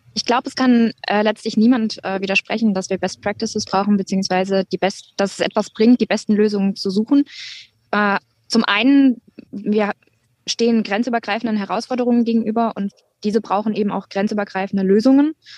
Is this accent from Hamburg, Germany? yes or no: no; Hunsrück, Rhineland-Palatinate, Germany; also born or lived in near Duisburg, North Rhine-Westphalia; als ich als Kind in den Hunsrück gezogen bin